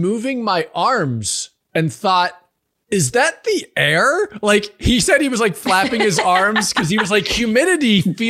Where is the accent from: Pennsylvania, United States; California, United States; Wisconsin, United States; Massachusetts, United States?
Pennsylvania, United States; near Pittsburgh; And I was like, I'm near Pittsburgh.